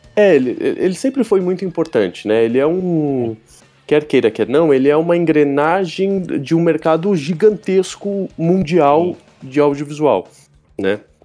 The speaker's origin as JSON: {"language": "Portuguese", "region": "São Paulo", "country": "Brazil", "tie": "born or raised there", "said": "Eu moro, sou de São Paulo, né? Moro, nasci, moro aqui."}